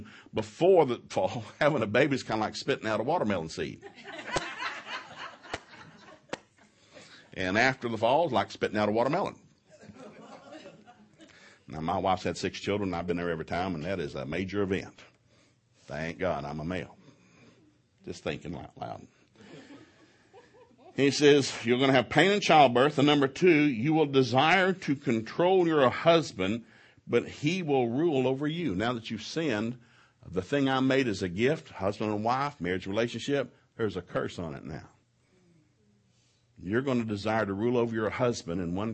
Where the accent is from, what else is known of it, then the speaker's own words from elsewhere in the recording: Ducktown, Tennessee, United States; now in Oklahoma, United States; we grew up in East Tennessee